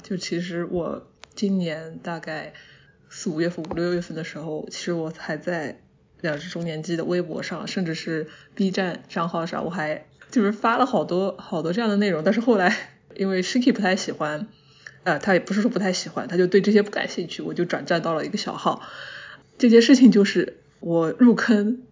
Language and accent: Chinese; Jiangsu-Zhejiang-Shanghai area, China; moved away; 我本身是那一，那一块出来的，我是老家在那边，基本上算是我的一个乡音